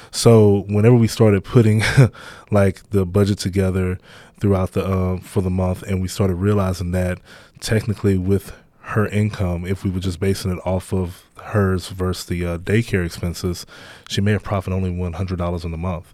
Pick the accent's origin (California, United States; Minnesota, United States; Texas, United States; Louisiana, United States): Louisiana, United States; Baton Rouge; where I grew up at in Baton Rouge, um, just in, in the inner city